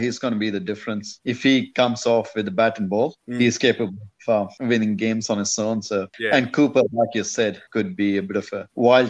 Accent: Bangalore, Karnataka, India; it was in Bangalore as well. My hometown.

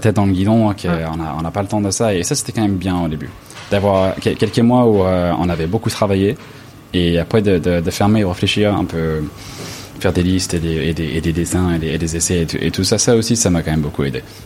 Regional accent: Los Angeles, California, United States; French is a second language; now in France; je viens de Los Angeles

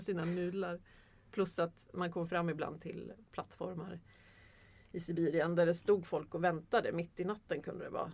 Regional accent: Sweden; jag är svensk

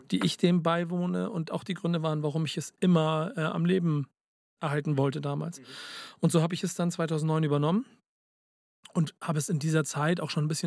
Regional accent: Hamburg, Germany; now in Munich, Germany; Muss ich sagen, als Hamburger, ich merke, dass München schöner ist

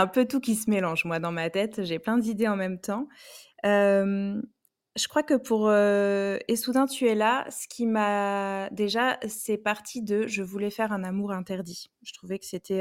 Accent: Bordeaux area, Nouvelle-Aquitaine, France; je viens de Bordeaux

